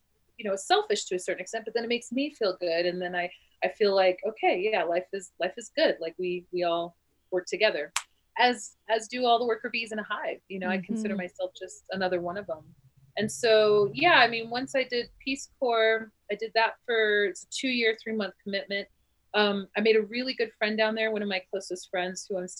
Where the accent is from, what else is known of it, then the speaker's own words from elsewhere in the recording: New Mexico, United States; So I'm from New Mexico. My family's from Southern New Mexico